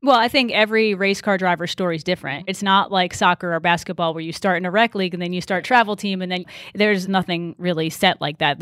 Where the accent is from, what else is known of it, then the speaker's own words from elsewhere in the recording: Wilbraham, Massachusetts, United States; moved away as an adult; also born or lived in North Carolina; I grew up in Wilbraham, Massachusetts, which is a small town out s, in, in Western Mass.